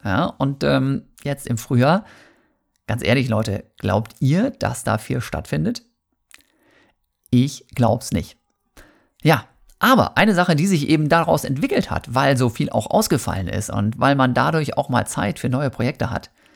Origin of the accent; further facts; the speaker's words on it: Germany; Bei uns in Deutschland